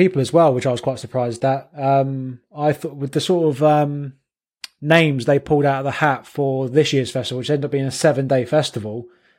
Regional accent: High Wycombe, South East England, United Kingdom; The band you're thinking of is …, because they're from my own my hometown of High Wycombe.

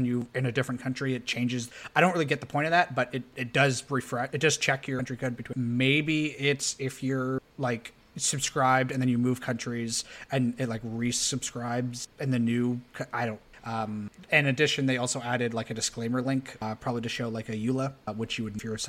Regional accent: Canada; We're Canadian.

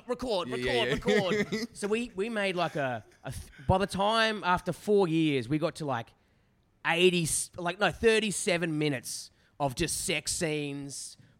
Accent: Forestville, New South Wales, Australia; I'm from Forestville, which is it's a very suburban town. And back then it was a little bit more remote or whatever.

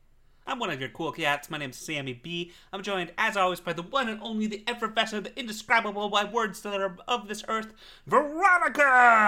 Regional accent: Texas, United States; we are very Texan

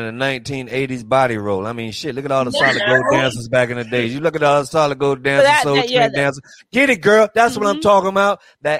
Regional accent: North Carolina, United States; I'm from North Cackalacky, boy.

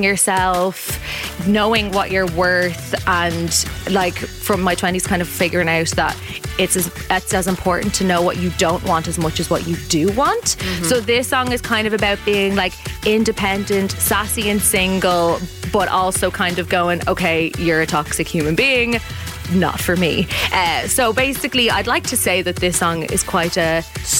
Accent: Dublin, Leinster, Ireland; also born or lived in Finglas; I'm like from Ballymun and then was living in Finglas.

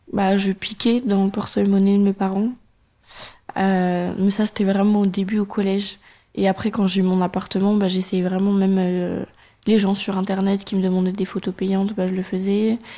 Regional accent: Auxerre, Bourgogne-Franche-Comté, France; J'ai grandi euh, vers Paris, sur Auxerre, dans le 89 000

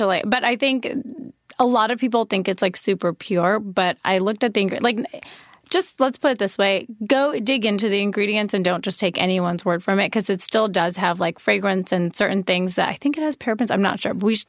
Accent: India; being an Indian person that I am, I feel like.

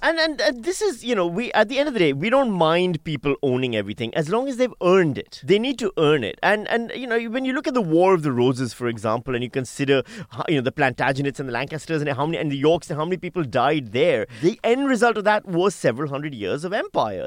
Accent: Australia; being Australian

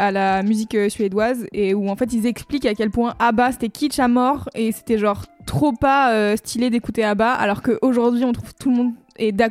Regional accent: France; on a grandi en France

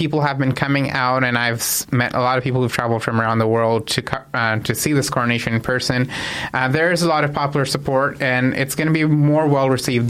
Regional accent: Canada; I mean, I'm Canadian.

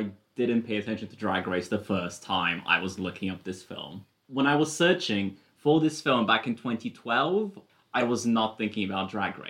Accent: United Kingdom; this concept is still a bit foreign as a British person.

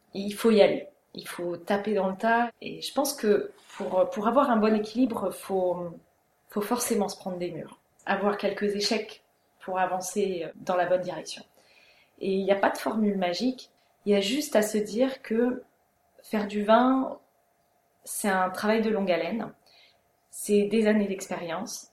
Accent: Strasbourg, Grand Est, France; moved away as an adult; also born or lived in Germany / Reims; now in Amboise, France; J'ai grandi en Alsace, à Strasbourg. J'ai habité en Allemagne, j'ai passé mon bac là-bas

